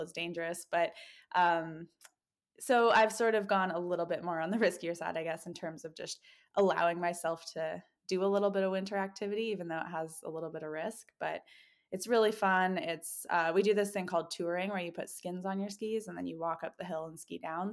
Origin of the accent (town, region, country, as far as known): Canada; born or raised there; now in Bend, United States